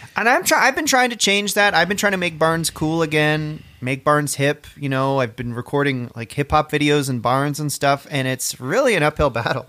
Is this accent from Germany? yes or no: no; Orangeville, Ontario, Canada; when I was a kid, I grew up outside of Orangeville.